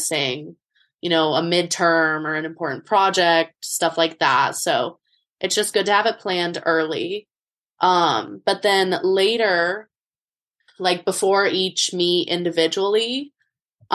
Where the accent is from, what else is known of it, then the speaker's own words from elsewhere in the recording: Boulder, Colorado, United States; moved away as an adult; now in Los Angeles, United States; I'm from Boulder, Colorado, and I'm a junior